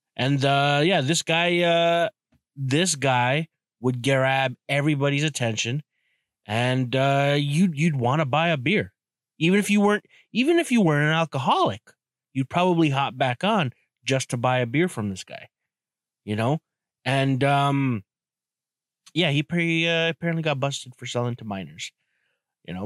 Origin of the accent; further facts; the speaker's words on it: Canada; I'm from Canada